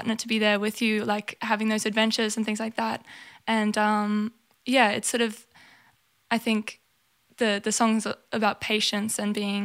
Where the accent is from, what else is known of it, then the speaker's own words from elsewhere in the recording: Townsville, Queensland, Australia; growing up in Townsville